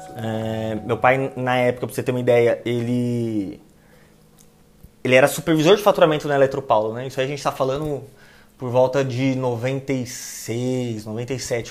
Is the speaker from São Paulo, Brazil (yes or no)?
yes; São Paulo, Brazil; moved away as an adult; also born or lived in Osasco; now in Limeira, Brazil; nascido e criado no Jardim Maringá.